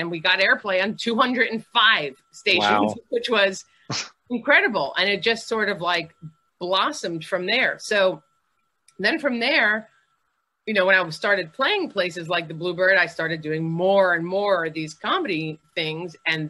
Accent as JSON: {"language": "English", "region": "New York", "country": "United States", "said": "I came from New York, which was like different in the music business."}